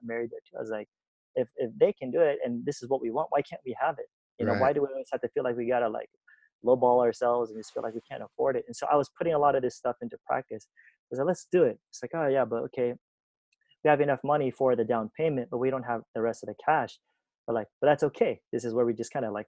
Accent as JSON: {"language": "English", "town": "Los Angeles", "region": "California", "country": "United States", "tie": "born or raised there", "also_born_or_lived": "Philippines", "moved": "as an adult", "said": "I'm born and raised in Cali"}